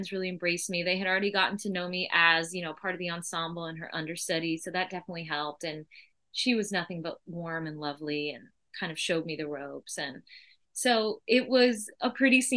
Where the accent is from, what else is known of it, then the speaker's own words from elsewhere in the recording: Vermont, United States; now in New York City, United States; I am from Vermont in a little small town.